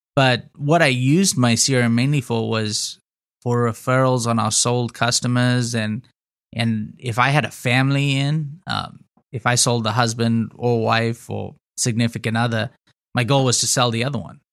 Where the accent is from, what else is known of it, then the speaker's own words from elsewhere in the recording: Zimbabwe; moved away as an adult; also born or lived in Houston, United States; now in United States; I grew up in Zimbabwe in Africa, moved to the States, uh, in two thousand nine to go to college